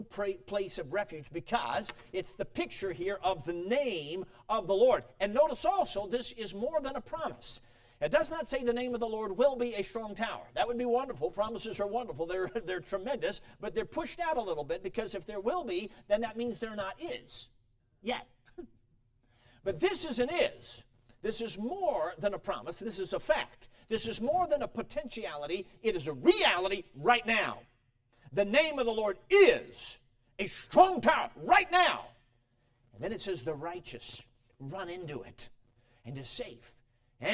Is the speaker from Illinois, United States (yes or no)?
yes; Chicago, Illinois, United States; also born or lived in Durango, Colorado; I was born in Durango, Colorado, so it's good to be back on the turf, though I had to live most of my life in Chicago